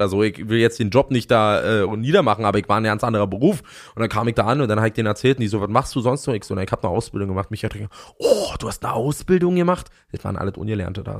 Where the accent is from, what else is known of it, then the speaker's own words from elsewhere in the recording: Fürstenwalde, Brandenburg, Germany; ich komme aus Fürstenwalde